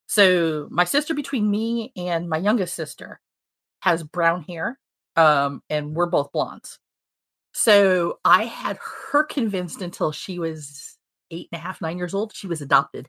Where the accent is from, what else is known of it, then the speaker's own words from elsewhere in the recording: Fayetteville, North Carolina, United States; we grew up in Fayetteville, North Carolina